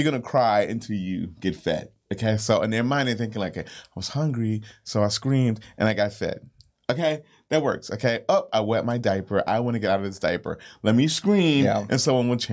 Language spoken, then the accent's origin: English; Northern United States, United States; moved away; also born or lived in Southern United States; Born Northern